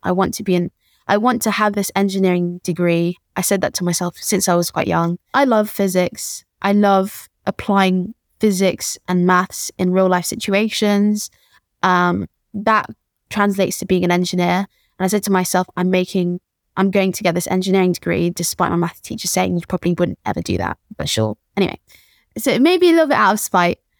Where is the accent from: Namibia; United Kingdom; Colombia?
United Kingdom; London; born and raised in Peckham